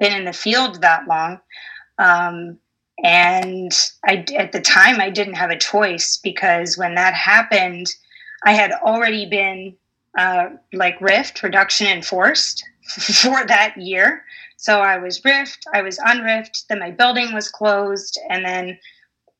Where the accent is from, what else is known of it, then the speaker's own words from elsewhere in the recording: suburb of Toledo, Michigan, United States; now in Sidney, United States; I grew up in Michigan as a suburb of Toledo. So I can use my hand to point where I'm from